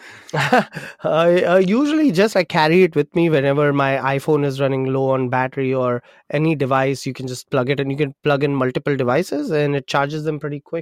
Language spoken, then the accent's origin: English; Mumbai, Maharashtra, India; moved away; I'm from India, grew up in Mumbai